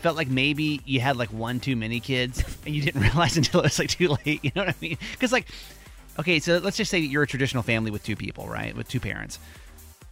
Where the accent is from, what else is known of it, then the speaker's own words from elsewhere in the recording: Georgia, United States; now in Baltimore, United States; I grew up in Georgia, so things were a little bit different.